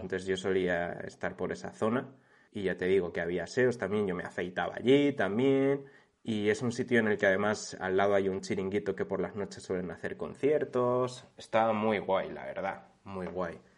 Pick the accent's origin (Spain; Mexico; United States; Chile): Spain; a village near Segovia, Castile and León; de mi pueblo a Segovia, que son como 15 minutos